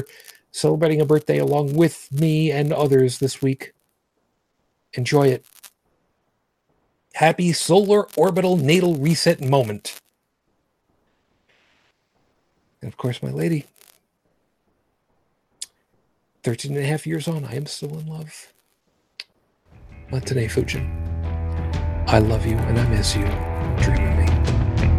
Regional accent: United States; I am American

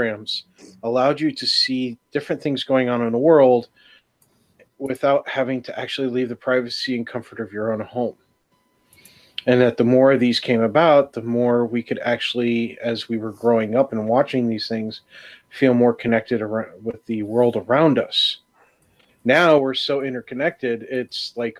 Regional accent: New York, United States; where I was growing up in New York

